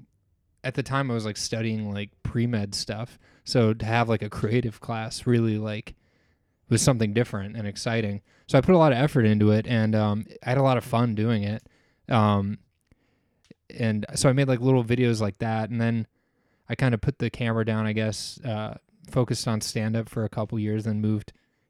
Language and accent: English; Fort Lauderdale, Florida, United States; back to South Florida where I'm from originally.